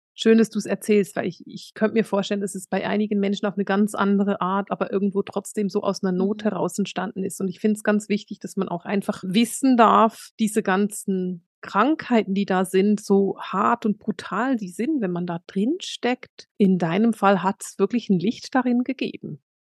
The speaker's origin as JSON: {"language": "German", "region": "suburb of Bern", "country": "Switzerland"}